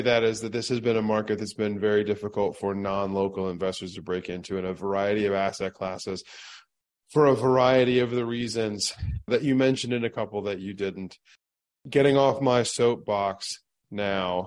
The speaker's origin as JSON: {"language": "English", "region": "Ohio", "country": "United States", "tie": "born or raised there", "also_born_or_lived": "Chicago, Illinois", "said": "Being a Cincinnati investor now, who primarily grew up in Ohio, has spent the majority of my life living in the Midwest for a couple of years growing up in Chicago"}